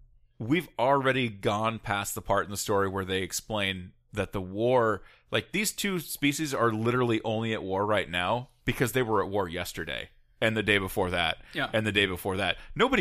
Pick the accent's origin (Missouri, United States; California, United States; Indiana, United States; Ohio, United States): California, United States; Compton; When I grew up in Compton